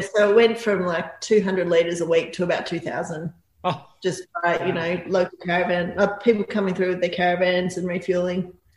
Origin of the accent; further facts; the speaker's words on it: country Victoria, Australia; also born or lived in Melbourne, Australia / Torquay, Australia; I was born in Melbourne, but grew up in country Victoria.